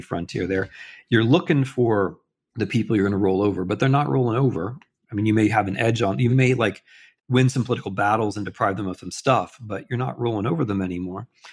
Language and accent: English; United States; I'm an American and I'm a historian, but I'm not an American historian